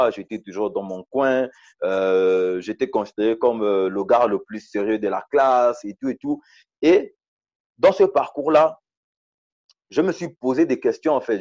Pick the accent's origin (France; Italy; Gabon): Gabon; moved away as an adult; also born or lived in Port-Gentil, Gabon / Libreville, Gabon; now in South Africa; passé la moitié de, de, mon enfance, mon adolescence euh, au village. Et c'est lorsque j'ai eu, euh, lorsque j'ai eu le CEP, l'entrée au, au, au, collège, que je suis allé euh, à Port-Gentil